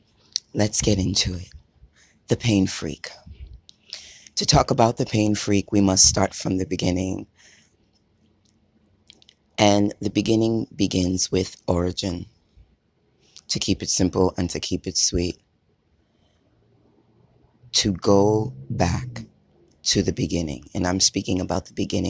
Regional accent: United States; now in Hawaii, United States; I'm only American. I lived and breathed out here, so I wasn't born and raised in Haiti

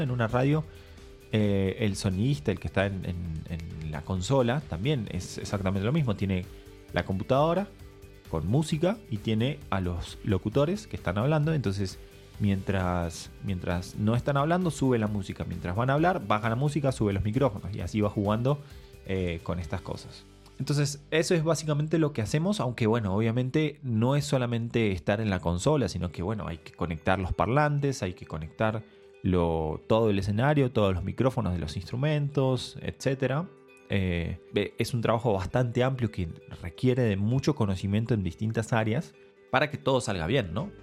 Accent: Argentina; moved away; vengo de Argentina

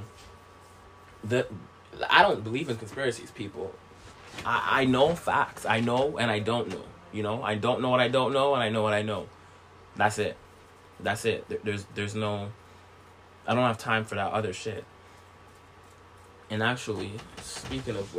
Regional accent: St. Vincent & Grenadines; I was born in St. Vincent

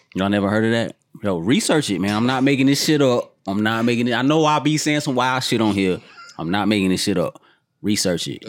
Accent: Georgia, United States; I grew up in Georgia

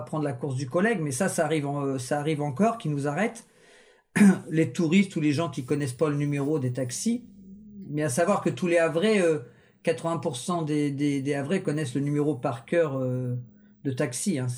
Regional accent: Rouen, Normandy, France; now in Le Havre, France; À la base, je suis natif de Rouen, mais ça fait 17 ans que je suis au Havre

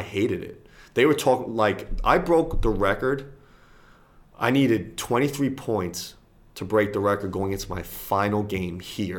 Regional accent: United States; I'm an Irishman, but I'm an American.

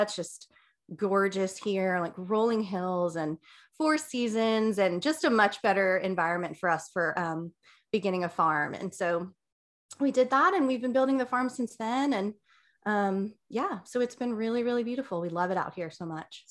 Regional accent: New Jersey, United States; I grew up in New Jersey

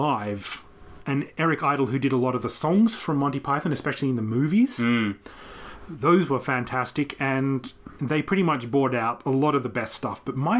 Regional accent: Canberra, Australian Capital Territory, Australia; moved away as an adult; also born or lived in Japan; when I came back to my hometown of Canberra

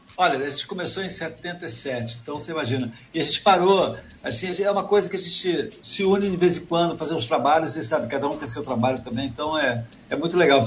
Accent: Rio de Janeiro, Brazil; nós somos cariocas

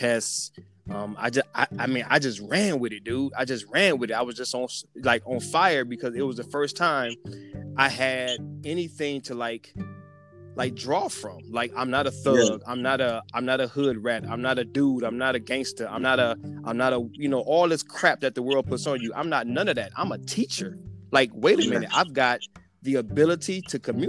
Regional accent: Chicago, Illinois, United States; also born or lived in Ohio; now in California, United States; I'm from the Chi originally

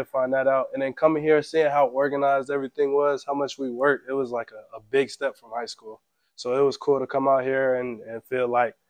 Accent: North Carolina, United States; we're from North Carolina.

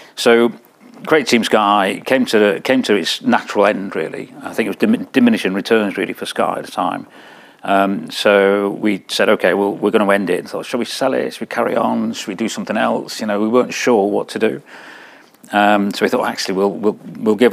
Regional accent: Wales, United Kingdom; when I was sort of 19 or so, growing up in Wales

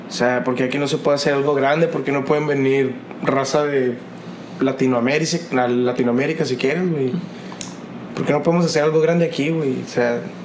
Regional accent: Hermosillo, Sonora, Mexico; yo me crié en Los Ángeles, güey. Yo viví en una colina en Los Ángeles, desde morrito

